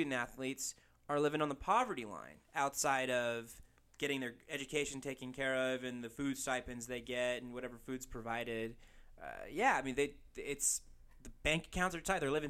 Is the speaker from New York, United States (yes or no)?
no; California, United States; moved away as an adult; now in New Mexico, United States; I grew up in the Pac-12 territory in California.